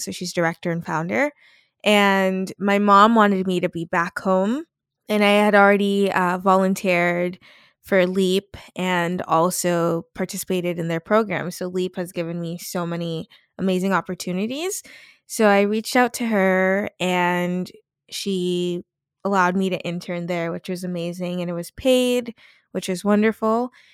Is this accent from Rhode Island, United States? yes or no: no; Salem, Massachusetts, United States; my hometown of Salem, Massachusetts